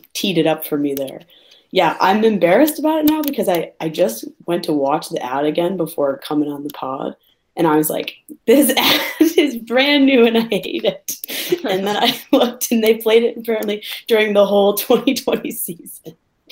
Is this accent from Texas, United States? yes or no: no; Riverside, Illinois, United States; I'm from Riverside, Illinois, and I went to Fenwick High School